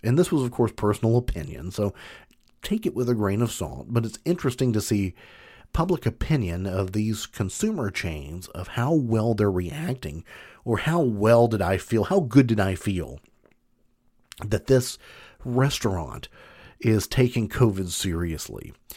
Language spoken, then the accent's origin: English; Kentucky, United States; I'm from Kentucky, big bourbon country